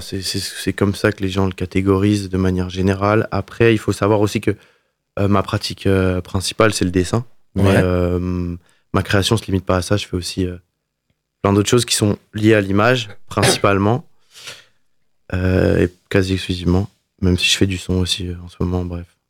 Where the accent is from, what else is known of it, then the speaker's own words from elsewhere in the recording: Le Mans, Pays de la Loire, France; moved away as an adult; also born or lived in Milan, Italy; now in Montreuil, France; Je suis né au Mans et très fier d'être né dans cette ville. En, le 12 mars 1996, euh, j'ai commencé, du coup, j'ai passé 23 ans ici avant de partir euh, en Italie et ensuite à Paris